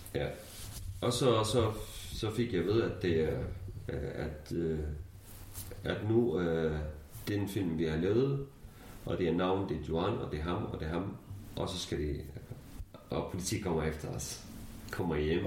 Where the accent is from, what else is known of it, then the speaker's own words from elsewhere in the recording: Syria; Danish is a second language; moved away as an adult; now in Denmark; jeg kurder fra Syrien